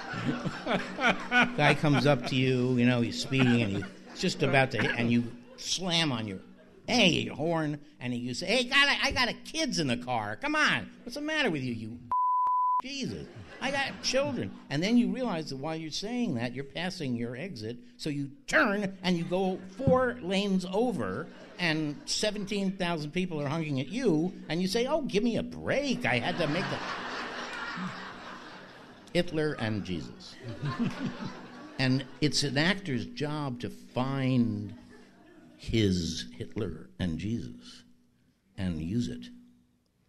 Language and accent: English; New York City, New York, United States; I am from Bayside